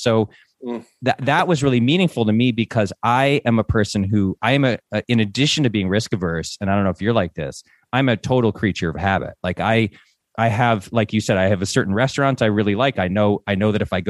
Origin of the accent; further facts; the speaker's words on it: Northeast, United States; We're both from the Northeast